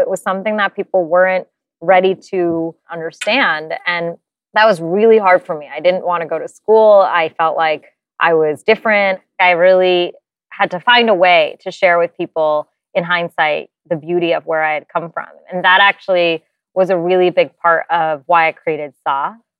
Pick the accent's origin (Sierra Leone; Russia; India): India; what she gave me and the knowledge of the beauty, the rigor, the sense of duty that being an Indian woman really comes